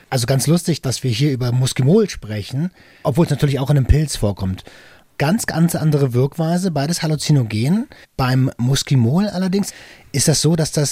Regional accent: Berlin, Germany; Ähm, ich komme aus Tempelhof.

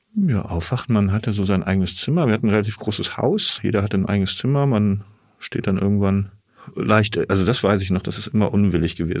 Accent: Asbach, Rhineland-Palatinate, Germany; moved away; also born or lived in Siegburg; Ich bin in Siegburg geboren, in mhm. der Nähe von Bonn, genau. Und dann auf dem Dorf Asbach aufgewachsen. Das ist jetzt so knapp hinter der Grenze Rheinland-Pfalz.

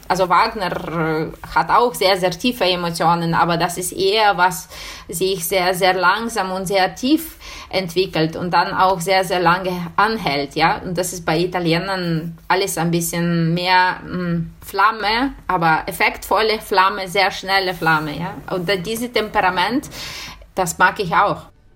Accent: Ukraine; German is a second language; moved away as an adult; also born or lived in Bologna, Italy; unsere Ukraine, meine Heimat

